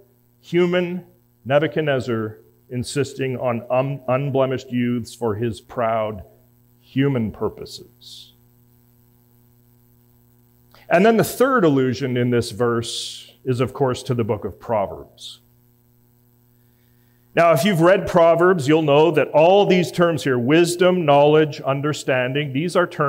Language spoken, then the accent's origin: English; Edmonton, Alberta, Canada; moved away; I'm from Edmonton